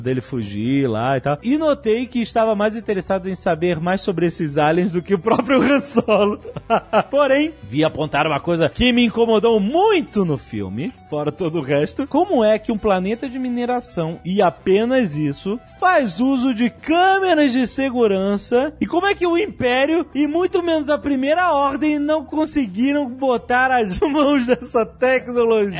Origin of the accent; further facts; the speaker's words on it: Brazil; accent: Brazilian; o nosso sotaque de brasileiro